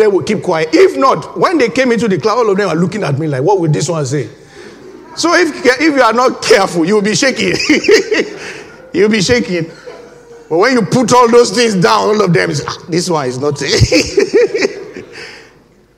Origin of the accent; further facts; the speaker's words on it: Nigeria; moved away as an adult; now in United Kingdom; When I first came into this country, I was fresh from Nigeria